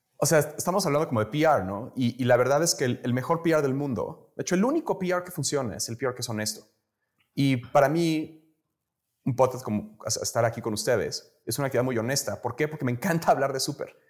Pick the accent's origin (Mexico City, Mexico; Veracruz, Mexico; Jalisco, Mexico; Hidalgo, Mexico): Mexico City, Mexico; moved away as an adult; also born or lived in United States; yo, soy mexicano, yo nací crecí aquí en la Ciudad de México, pero me fui a estudiar